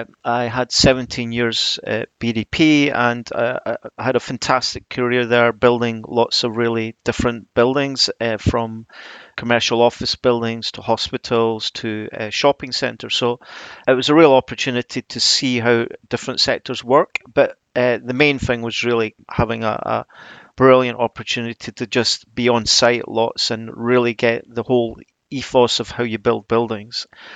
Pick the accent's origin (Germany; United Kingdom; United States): United Kingdom; Edinburgh, Scotland; now in South of England; Well, yeah, I was brought up in Edinburgh. I studied at the Macintosh, but I've obviously been down south for a while now. It's probably softened my accent a little bit